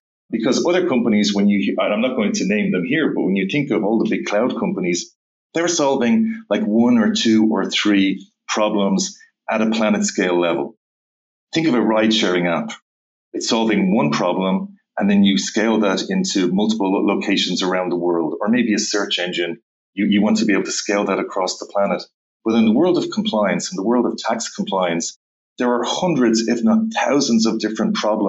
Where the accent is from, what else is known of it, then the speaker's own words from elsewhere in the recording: Dublin, Leinster, Ireland; In Dublin, Ireland.